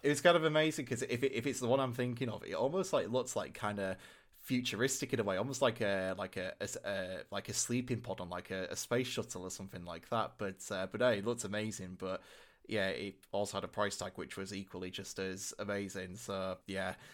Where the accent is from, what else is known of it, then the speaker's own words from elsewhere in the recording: Hull, Yorkshire and the Humber, United Kingdom; my hometown, uh, Hull in the city centre.